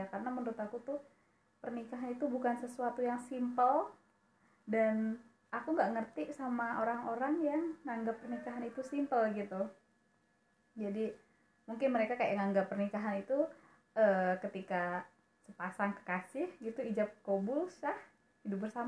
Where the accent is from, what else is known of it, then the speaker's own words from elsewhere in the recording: Jambi, Indonesia; Aku dari Jambi Aku ketemu Mega itu di Pare